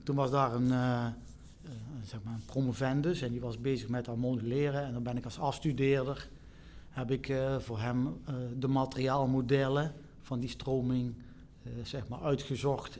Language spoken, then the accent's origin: Dutch; Eindhoven, North Brabant, Netherlands; ik kom uit Eindhoven. Oh. Dus, Eindhoven. Hier in Tongeren geboren en getogen